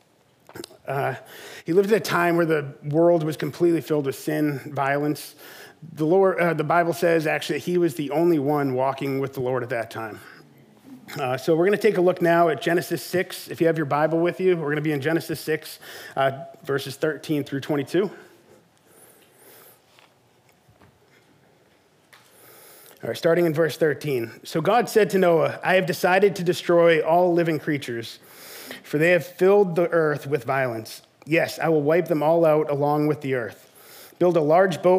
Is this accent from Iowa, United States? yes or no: no; South Shore, Massachusetts, United States; moved away as an adult; also born or lived in southern United States; now in Sandwich, United States; I grew up on the South Shore